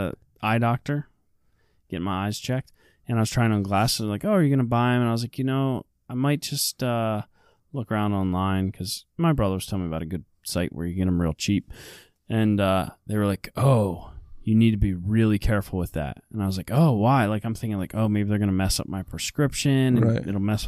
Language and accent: English; Lancaster County, Pennsylvania, United States